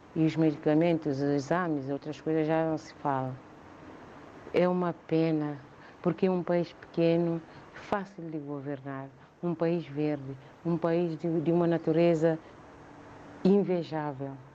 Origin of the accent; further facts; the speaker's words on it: São Tomé & Príncipe; moved away as an adult; now in Mem Martins, Portugal; Um país onde nasci, onde cresci, onde estudei, onde ainda tenho irmãos, muitos familiares